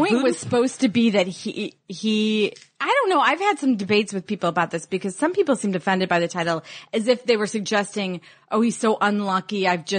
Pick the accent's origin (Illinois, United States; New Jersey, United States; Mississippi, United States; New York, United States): Illinois, United States; I'm from Illinois.